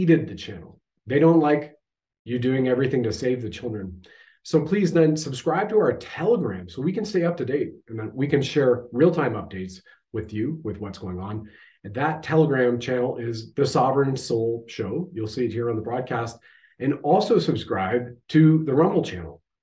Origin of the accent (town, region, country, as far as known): Canada